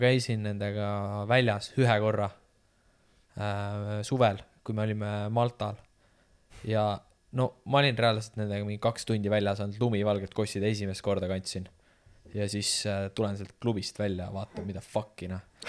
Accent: Estonia; ma olen eestlane

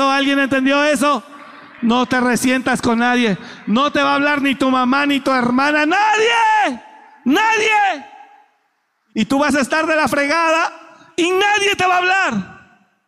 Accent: Mexico; moved away; Mire, yo me vine de México con mi maleta, 150 pesos en la bolsa.

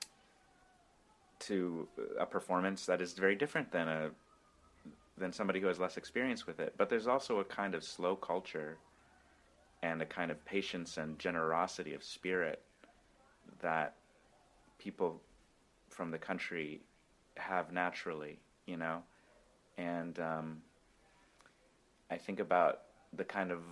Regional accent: Brookings, South Dakota, United States; moved away as an adult; now in Brooklyn, United States; the people of Brookings and of my hometown

